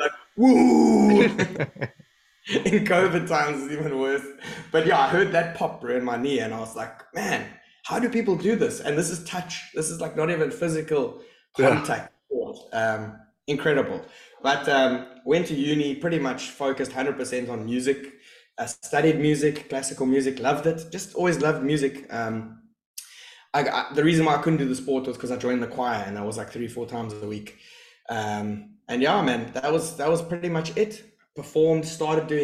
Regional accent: East London, Eastern Cape, South Africa; moved away as an adult; I grew up in East London, and I loved school

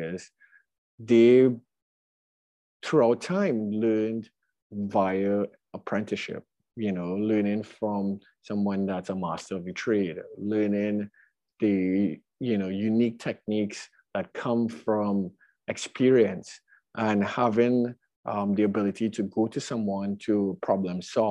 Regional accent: Trinidad & Tobago; moved away as an adult; now in Brooklyn, United States; my background growing up in Trinidad

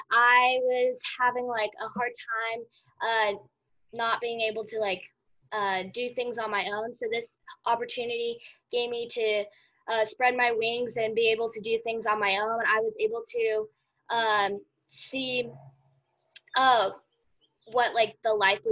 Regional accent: Overland Park, Kansas, United States; I'm from Overland Park, Kansas

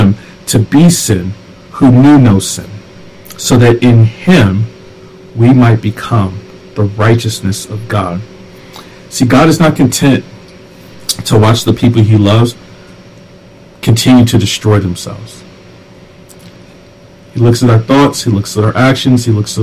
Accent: the South, United States; I grew up in the South

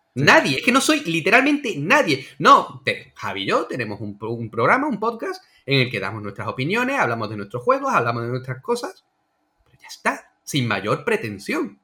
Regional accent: Andalusia, Spain; como andaluz

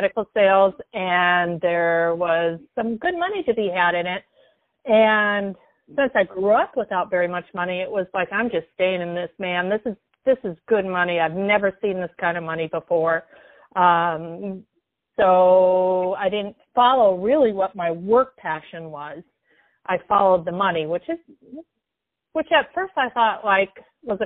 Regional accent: Minneapolis, Minnesota, United States; moved away as an adult; also born or lived in Seattle, Washington; now in Portland, United States; I grew up in Minneapolis, Minnesota

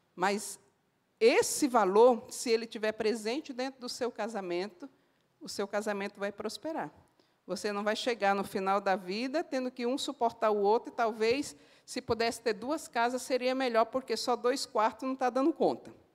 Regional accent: Northeast Region, Brazil; como uma boa nordestina, eu falo assim

